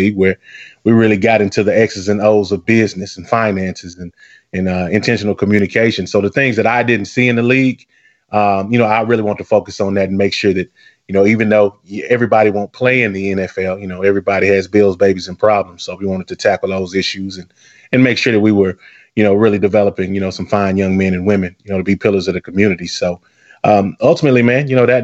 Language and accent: English; Arkansas, United States; now in Houston, United States; I'm from Arkansas originally